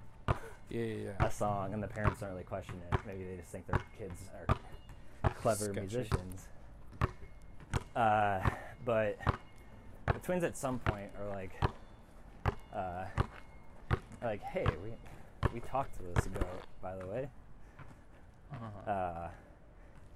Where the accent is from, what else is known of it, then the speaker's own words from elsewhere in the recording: Oak Forest, Illinois, United States; in my hometown, which is called Oak Forest